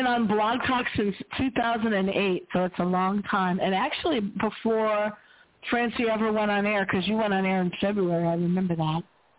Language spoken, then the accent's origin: English; Cleveland, Ohio, United States; moved away; I'm originally from Cleveland